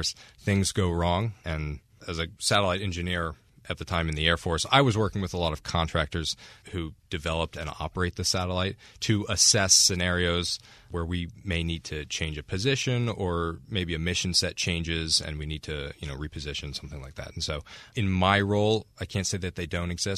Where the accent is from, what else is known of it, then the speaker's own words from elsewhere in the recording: New Jersey, United States; I'm from New Jersey